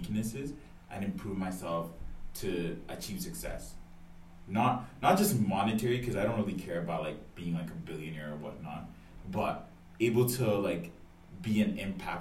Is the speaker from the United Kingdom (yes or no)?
no; Edmonton, Alberta, Canada; I'm not from Toronto. Don't get mistaken. I'm an Edmonton mandem